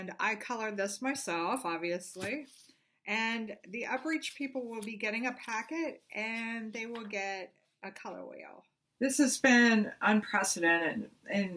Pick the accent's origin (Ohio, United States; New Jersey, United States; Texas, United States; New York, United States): Ohio, United States; Columbus; I'm from Columbus, Ohio.